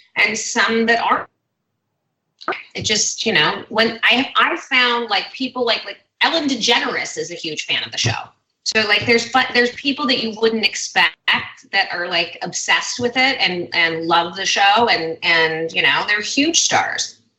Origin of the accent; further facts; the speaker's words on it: Hidden Hills, California, United States; born and raised in LA. Um, I grew up in Hidden Hills, like the Calabasas area